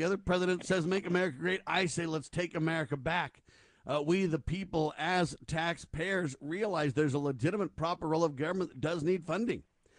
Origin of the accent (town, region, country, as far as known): United States